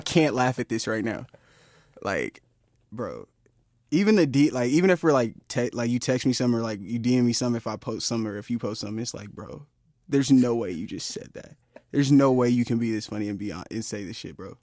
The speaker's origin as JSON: {"language": "English", "area": "Inland Empire", "region": "California", "country": "United States", "said": "we from r, the Inland Empire"}